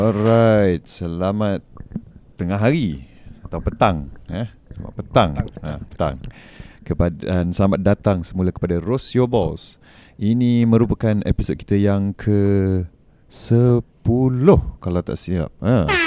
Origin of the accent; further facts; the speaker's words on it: Malaysia; kita sebagai rakyat Malaysia